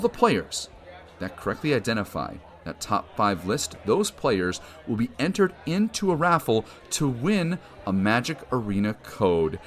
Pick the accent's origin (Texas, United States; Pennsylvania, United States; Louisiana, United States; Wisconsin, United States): Wisconsin, United States; moved away; I'm originally from Wisconsin